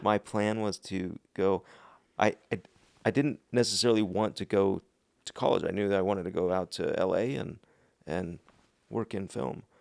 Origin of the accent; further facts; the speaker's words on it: Park City, Utah, United States; also born or lived in Salt Lake City, Utah / South Jordan, Utah / Riverton, Utah / Dallas, Texas; I grew up in Park City.